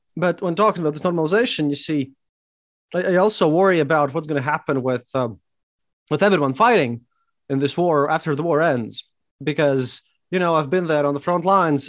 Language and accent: English; Riga, Latvia; I'm from Riga, Latvia, and, and I'm a historian